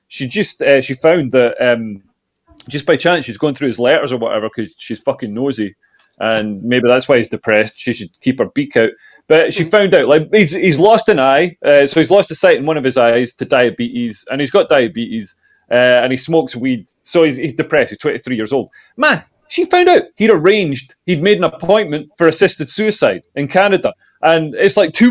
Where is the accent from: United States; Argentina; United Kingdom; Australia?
United Kingdom; Scotland; The village where I grew up in Scotland